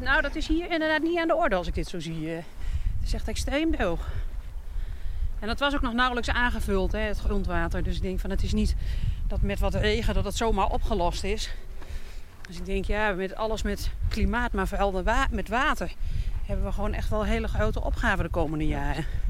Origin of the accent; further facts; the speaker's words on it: Veluwe, Gelderland, Netherlands; now in Groningen, Netherlands; ik kom van de Veluwe. Dus dit is meer het landschap van mijn jeugd